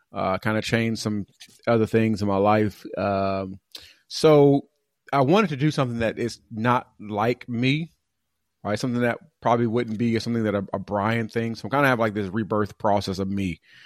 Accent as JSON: {"language": "English", "region": "California", "country": "United States", "tie": "born or raised there", "moved": "as an adult", "lives_now": "Atlanta, United States", "said": "California kinda, like, was my hometown"}